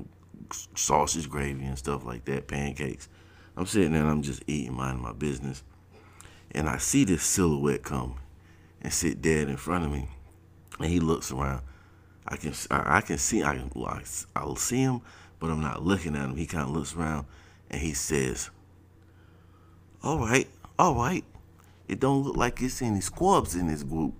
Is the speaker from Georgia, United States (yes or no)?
yes; South Georgia, United States; moved away as an adult; Now I'm coming from South Georgia